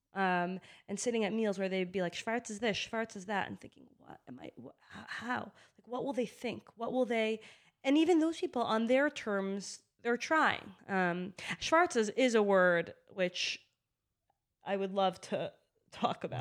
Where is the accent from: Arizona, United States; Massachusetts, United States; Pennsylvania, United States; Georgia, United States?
Massachusetts, United States; Boston; I grew up in Boston